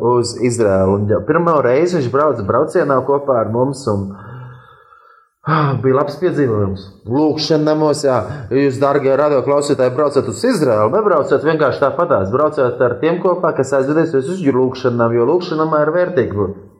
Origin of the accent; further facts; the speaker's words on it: Latvia; no Latvijas esam